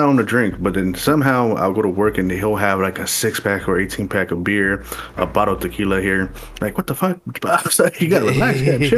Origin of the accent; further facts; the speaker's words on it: Los Angeles, California, United States; as a younger kid growing up in North Hollywood